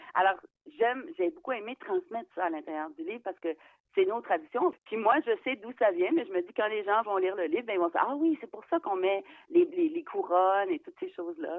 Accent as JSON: {"language": "French", "area": "Eastern Townships", "region": "Quebec", "country": "Canada", "said": "chez nous, parce que c'est les cantons de l'Est"}